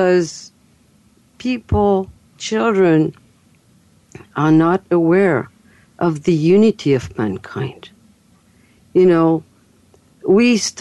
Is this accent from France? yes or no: yes; France; accent: French; English is a second language; moved away; also born or lived in Fairfield, Iowa, United States; as you've heard my accent, I'm French. And I'm American, too. But I live between both countries.